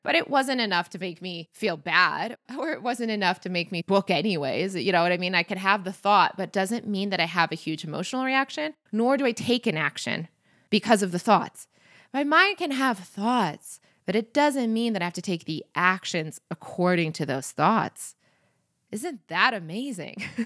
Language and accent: English; Michigan, United States; moved away; I'm from Michigan. Like that is not from my childhood in the 90s